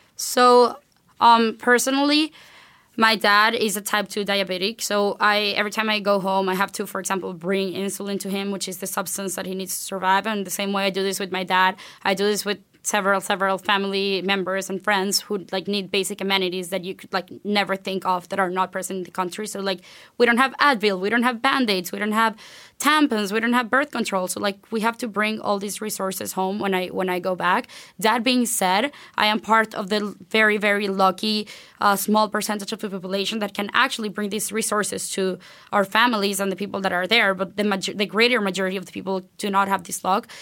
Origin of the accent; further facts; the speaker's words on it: Venezuela; moved away as an adult; I was born and raised in Venezuela. I went to high school there, graduated there